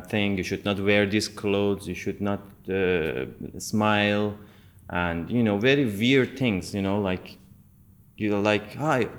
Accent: Tehran, Tehran Province, Iran; also born or lived in India; now in Turkey; I born in Tehran.

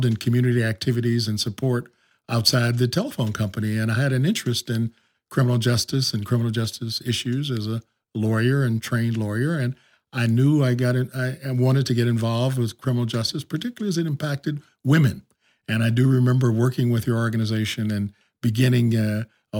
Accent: Kansas City, Kansas, United States; moved away as an adult; also born or lived in Washington, D.C. / Cape Town; I was raised in Kansas City, Kansas, and went to the University of Kansas.

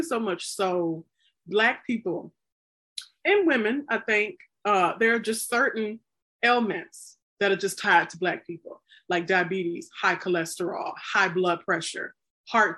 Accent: the South, United States; I'm from the South

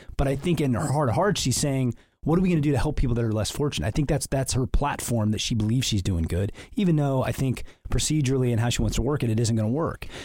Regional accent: Canton, Illinois, United States; I was raised in Canton, Illinois

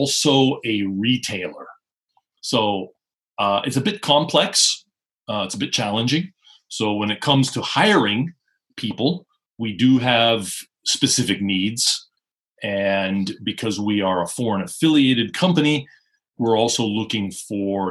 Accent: Seattle, Washington, United States; moved away as an adult; also born or lived in Osaka, Japan; now in Japan; I went back to the United States, to my hometown, Seattle

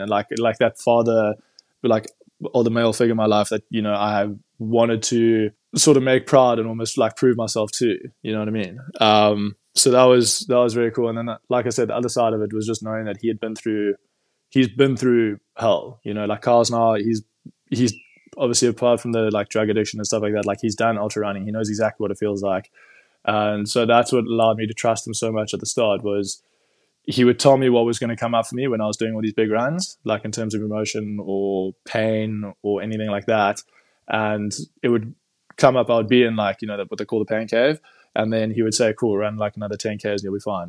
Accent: Cape Town, Western Cape, South Africa; I'm from Cape Town originally

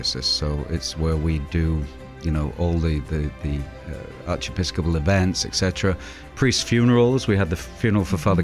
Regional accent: East Coast, United States; now in Portland, United States; I'm from the East Coast, and a lot of our churches are very, very beautiful

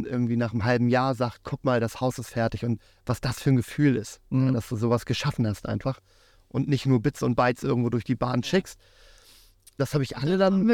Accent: Germany; born there; also born or lived in Africa; Ich bin zwar in Deutschland geboren, aber habe lange in Afrika gelebt, hatte da sehr viel Kontakt mit fremdländischer Küche

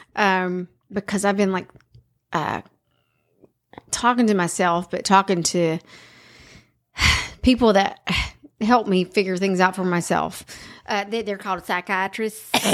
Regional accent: South Carolina, United States; I'm from South Carolina.

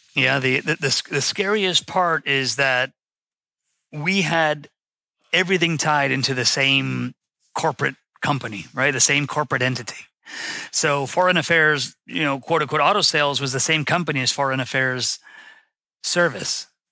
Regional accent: West Palm Beach, Florida, United States; I'm from West Palm Beach, Florida.

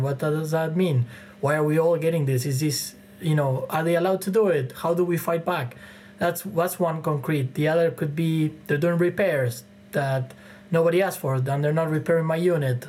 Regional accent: Argentina; now in Toronto, Canada; I'm from Argentina, from Latin America

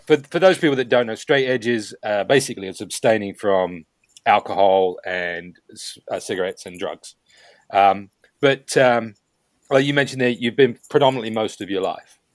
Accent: New Zealand; me being a Kiwi as well, being born and raised there

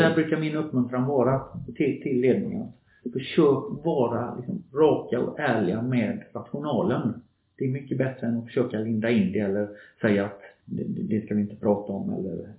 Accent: Gothenburg, Västra Götaland, Sweden; moved away as an adult; also born or lived in Norway; kommer jag från Göteborg, uppväxt i förorten kan man säga, Kortedala Bergsjön, förortsområde i Göteborg.

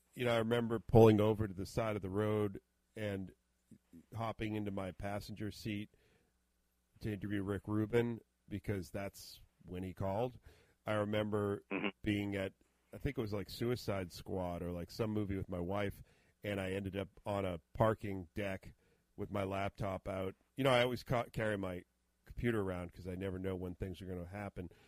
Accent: Boston, Massachusetts, United States; a small AM station here in the Boston area where I where I grew up

